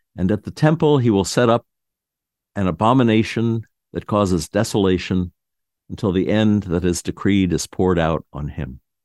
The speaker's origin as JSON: {"language": "English", "town": "New York City", "region": "New York", "country": "United States", "tie": "born or raised there", "said": "I was born in Manhattan"}